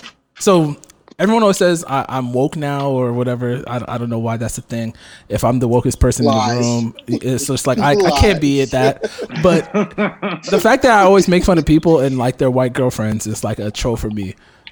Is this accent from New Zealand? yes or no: no; Ghana; But I mean, like, I'm Ghanaian, so it'd be dope.